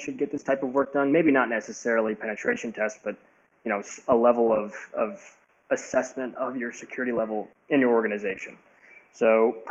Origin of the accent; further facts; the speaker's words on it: Indianapolis, Indiana, United States; moved away as an adult; now in Chicago, United States; I grew up in Indianapolis